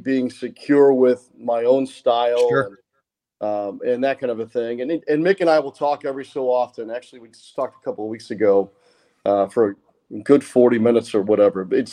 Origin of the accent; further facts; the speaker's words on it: St. Louis, Missouri, United States; growing up in St. Louis in the Midwest